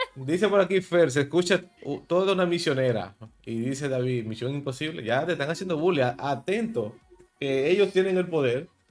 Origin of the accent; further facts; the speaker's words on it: Dominican Republic; soy de República Dominicana